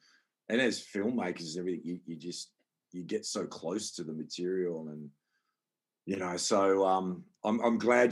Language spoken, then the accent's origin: English; Perth, Western Australia, Australia; Growing up in Perth